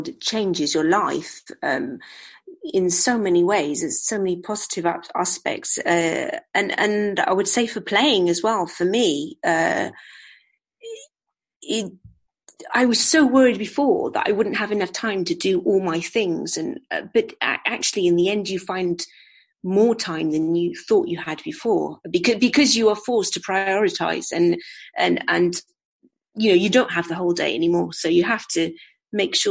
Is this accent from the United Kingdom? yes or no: yes; United Kingdom; also born or lived in New Zealand; now in Seville, Spain; We are two British women